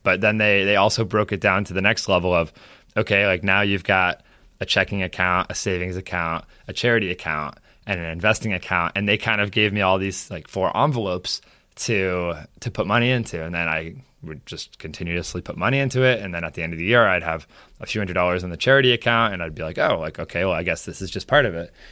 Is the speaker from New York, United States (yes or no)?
yes; Saratoga Springs, New York, United States; also born or lived in Boston; I grew up in Saratoga. I've lived here most of my entire life, other than California for a few months and uh, Boston for college